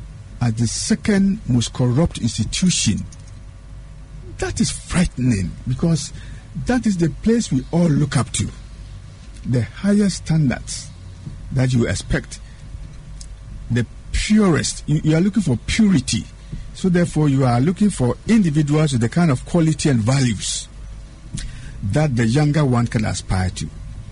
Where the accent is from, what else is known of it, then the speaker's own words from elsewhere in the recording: Aguna, Central Region, Ghana; Just drive from Winneba Junction through Swedru to my hometown, the little village of Aguna, Duyakwa, Tursaba.